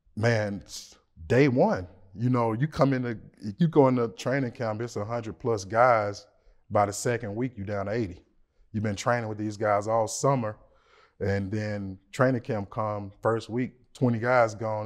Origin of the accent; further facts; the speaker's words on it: Memphis, Tennessee, United States; I'm from Memphis, Tennessee